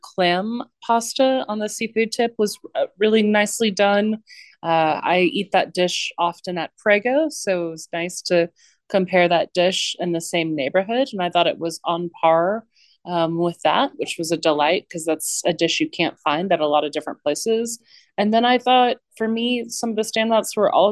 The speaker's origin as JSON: {"language": "English", "town": "Houston", "region": "Texas", "country": "United States", "tie": "born or raised there", "said": "I grew up in and around Rice Village"}